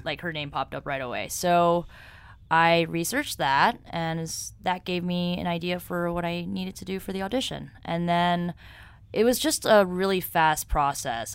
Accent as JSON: {"language": "English", "town": "New York City", "region": "New York", "country": "United States", "tie": "born or raised there", "moved": "as an adult", "lives_now": "Los Angeles, United States", "said": "I'm originally from here, New York"}